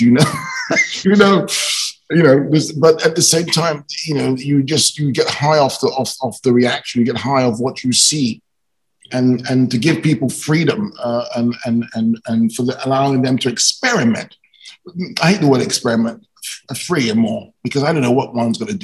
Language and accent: English; London, United Kingdom; I was shooting movies in my hometown, London